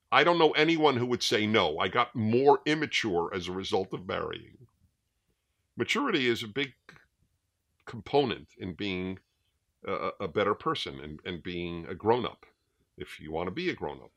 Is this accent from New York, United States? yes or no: yes; New York City, New York, United States; I grew up in New York City, in Brooklyn